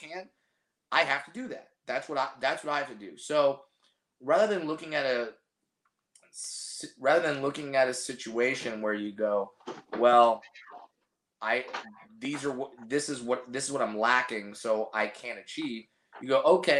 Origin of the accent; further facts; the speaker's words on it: Orange County, California, United States; I have a lot of family here in Southern California, but I grew up in Orange County